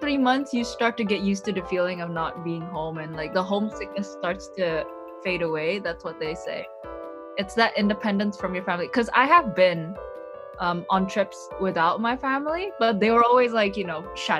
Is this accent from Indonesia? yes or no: yes; Indonesia; moved away as an adult; also born or lived in United Kingdom; I grew up in Indonesia. And then I did my undergrad in the UK.